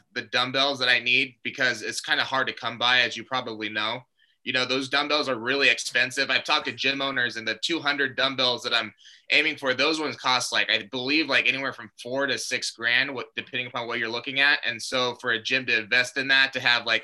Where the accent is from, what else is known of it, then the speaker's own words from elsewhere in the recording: Glendale, Arizona, United States; born and raised in Glendale, Arizona